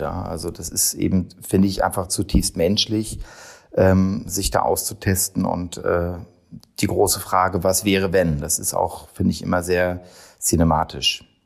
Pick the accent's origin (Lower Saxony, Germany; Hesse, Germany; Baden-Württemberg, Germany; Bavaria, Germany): Lower Saxony, Germany; Hannover; moved away; Ich komme aus Hannover, jetzt nicht so die super glamouröse Stadt